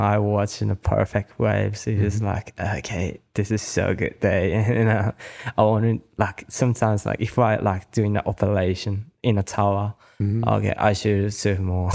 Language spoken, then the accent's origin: English; Kanagawa, Japan; also born or lived in Australia; my hometown is called Shonan